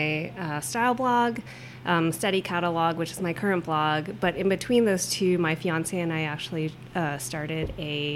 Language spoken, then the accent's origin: English; Toronto, Ontario, Canada; now in Seattle, United States; I'm originally from Toronto, so it snows a lot